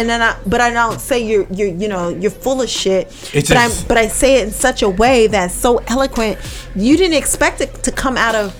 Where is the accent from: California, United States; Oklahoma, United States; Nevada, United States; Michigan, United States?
Nevada, United States; Las Vegas; I'm from Vegas, yeah.